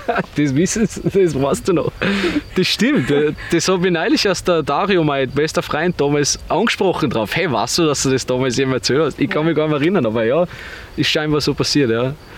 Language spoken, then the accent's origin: German; Bad Aussee, Styria, Austria; moved away as an adult; also born or lived in Vienna